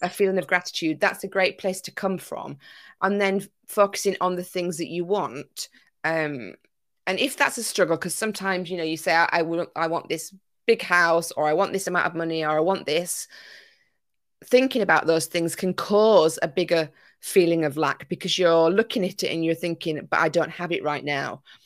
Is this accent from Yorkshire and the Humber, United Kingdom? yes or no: yes; Yorkshire and the Humber, United Kingdom; also born or lived in Greece; now in Isle of Wight, United Kingdom; I'm originally from Yorkshire